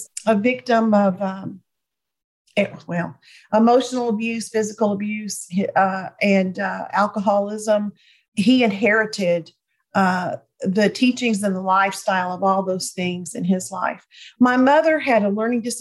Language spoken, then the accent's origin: English; Jonesboro, Georgia, United States; also born or lived in Atlanta, Georgia; now in East Tennessee, United States; my husband and I live in East Tennessee, but I was born and raised in Atlanta, Georgia area